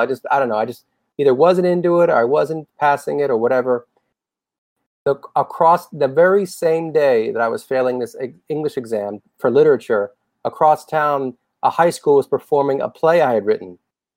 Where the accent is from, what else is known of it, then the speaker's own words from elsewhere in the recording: Boca Raton, Florida, United States; also born or lived in Studio City, Los Angeles; now in Los Angeles, United States; I do have fond memories of growing up in Boca Raton. I had a great childhood.